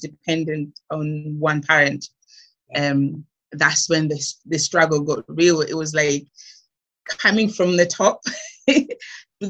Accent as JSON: {"language": "English", "country": "Malawi", "tie": "born or raised there", "moved": "as an adult", "lives_now": "United Kingdom", "said": "growing up in Malawi, it was good."}